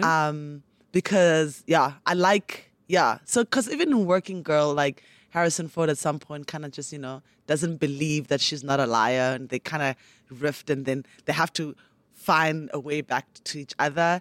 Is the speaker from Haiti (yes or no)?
no; Port Elizabeth, Eastern Cape, South Africa; also born or lived in Transkei / Mthatha; now in Johannesburg, South Africa; I grew up in the Eastern Cape